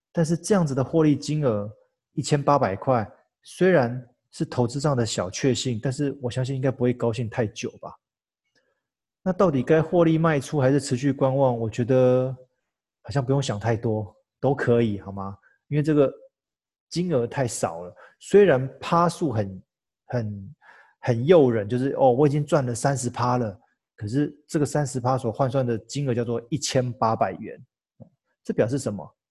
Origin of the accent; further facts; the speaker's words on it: Taiwan; 再次展现我们台湾人引以为傲、强大的一窝蜂行为